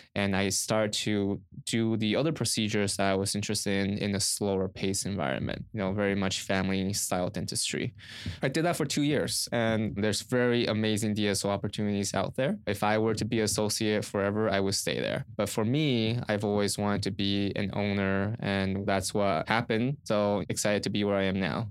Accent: Orange County, Southern California, United States; also born or lived in Riverside, California; I grew up in Southern California around Orange County

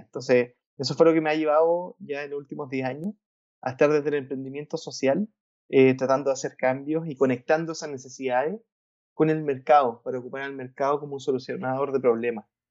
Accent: Valparaíso, Chile; yo soy de Valparaíso, Valparaíso es una ciudad en Chile que es cercana a, Santiago

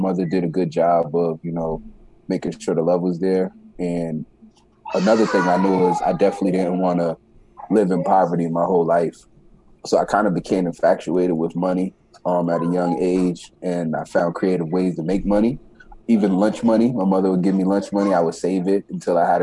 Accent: New York City, New York, United States; I was born in the Bronx, New York. At a young age, my father passed away when I was around 9 years old, nine years old. From that point, we moved from New York City to upstate New York

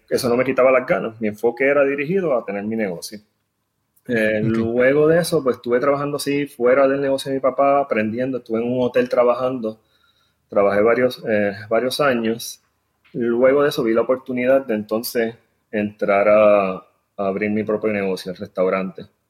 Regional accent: San Juan, Puerto Rico; moved away as an adult; now in Houston, United States; también soy de San Juan, este, nacido y criado allí.

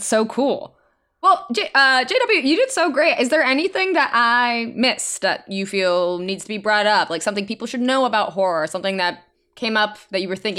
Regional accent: Maryland, United States; Oh, I'm from Maryland.

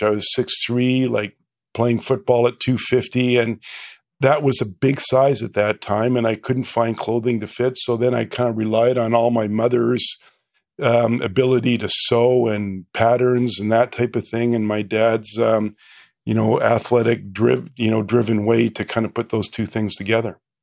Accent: Calgary, Alberta, Canada; to Calgary and, uh, I went, you know, grew up there

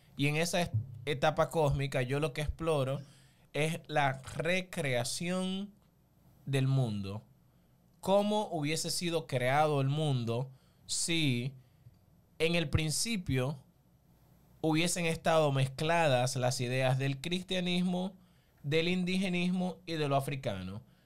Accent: Barahona, Dominican Republic; yo soy oriundo de Barahona, pero en sí soy una mezcla como de, todo el sur, porque mi mamá es de Neiva, mi papá es de San Juan, mi abuelo de Elías Piña.

